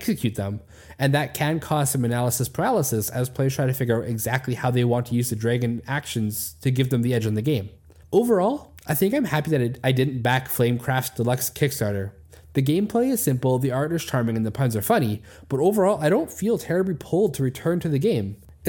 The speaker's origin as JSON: {"language": "English", "region": "Manitoba", "country": "Canada", "tie": "born or raised there", "said": "where I grew up in Manitoba, it's true. It's the reason I moved to the West Coast and live in a section of the country that barely gets any snow"}